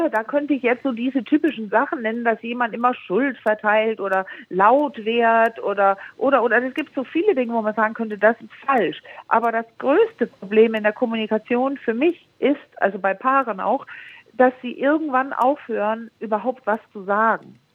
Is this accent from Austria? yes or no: no; Denmark; Äh, ja, ja, ja, ich bin Dänin. Ah, Entschuldigung, ich bin Dänin, genau.